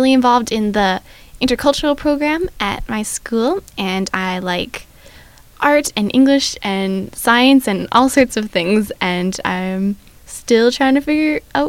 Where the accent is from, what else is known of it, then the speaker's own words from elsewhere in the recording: Fort St. John, British Columbia, Canada; I am 16 years old and in grade 11. I've been born and raised in Fort St. John